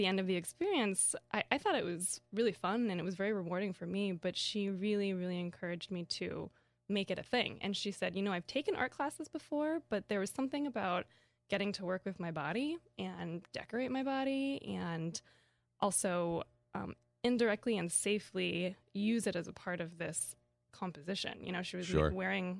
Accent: Kansas, United States; I grew up in Kansas.

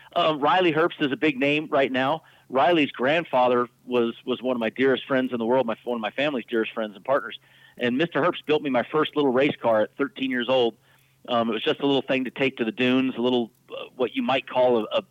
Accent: Baja California, Mexico; I grew up down in Baja

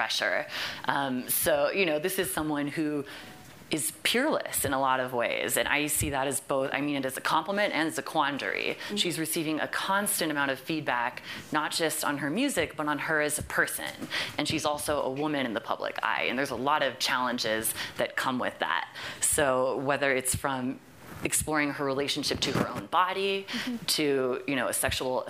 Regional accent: Fort Worth, Texas, United States; my hometown of Fort Worth, Texas

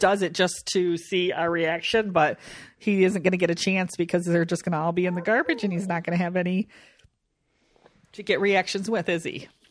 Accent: Michigan, United States; we're from Michigan

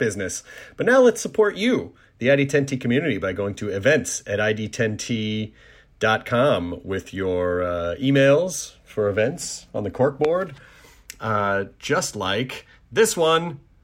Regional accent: Tennessee, United States; my home state of Tennessee, not my home city, but my home state

